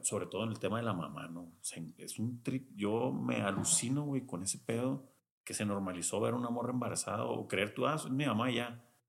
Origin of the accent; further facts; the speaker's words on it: Culiacán, Sinaloa, Mexico; yo nací en Culiacán toda mi infancia en Culiacán